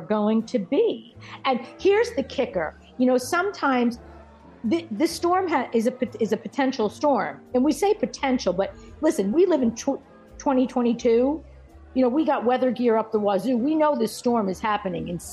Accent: Rockland County, New York, United States; I grew up in Rockland County for 12 years

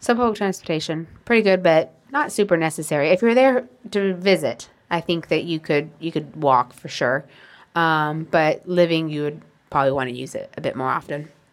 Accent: United States; moved away as an adult; now in Portugal; as an American

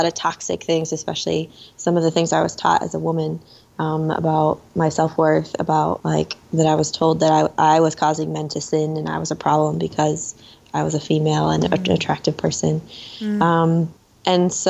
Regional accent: Minnesota, United States; we're from Minnesota.

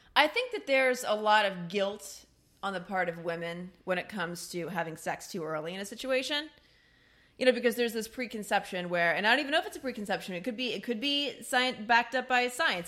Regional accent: Midwest, United States; I'm from the Midwest

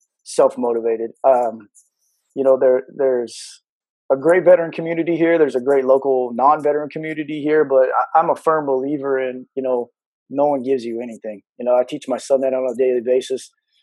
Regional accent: Mesquite, Texas, United States; also born or lived in San Diego; I'm a native Texan, born here and raised in the Mesquite, Kaufman, Sigaville, Crandall. We moved all over the place

